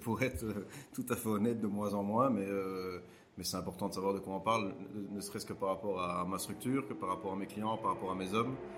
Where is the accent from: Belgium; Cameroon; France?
Belgium; chez nous en Belgique